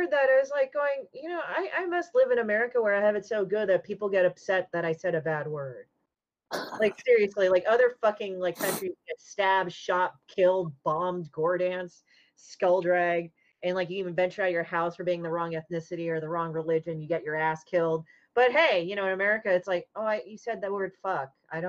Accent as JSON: {"language": "English", "town": "Chicago", "region": "Illinois", "country": "United States", "said": "I'm technically from Chicago"}